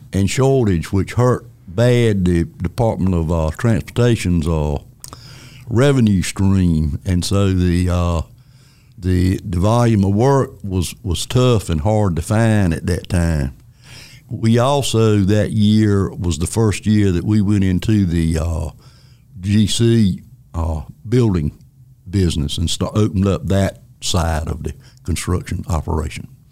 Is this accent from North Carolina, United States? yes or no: yes; Elm City, North Carolina, United States; I grew up in Elm City, North Carolina, which is a little town between Wilson and Rocky Mount on 301.